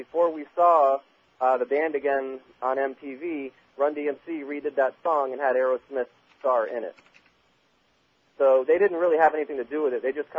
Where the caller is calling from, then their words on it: Fort Lauderdale, Florida, United States; Oh, okay, Fort Lauderdale.